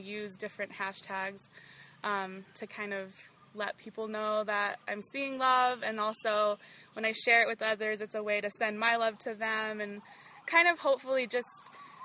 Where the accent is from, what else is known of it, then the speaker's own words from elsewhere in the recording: Albuquerque, New Mexico, United States; moved away as an adult; also born or lived in Rwengoma, Fort Portal, Uganda; now in Fort Portal, Uganda; I'm from Albuquerque, New Mexico, back in the States, but now I live in Rangoma